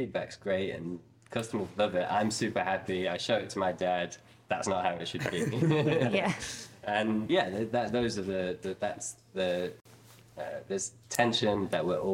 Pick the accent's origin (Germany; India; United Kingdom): United Kingdom; Nottingham, East Midlands; we didn't grow up in Thailand, we grew up in Nottingham